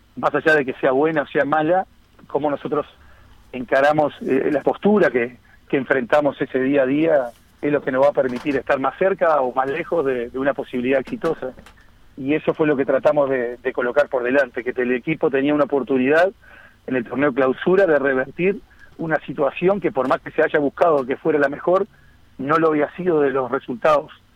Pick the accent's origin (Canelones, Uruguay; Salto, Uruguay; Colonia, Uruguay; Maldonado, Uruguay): Canelones, Uruguay; Las Piedras; also born or lived in Montevideo; soy nacido en Montevideo, pero, pero, pero con residencia de toda la vida en Las Piedras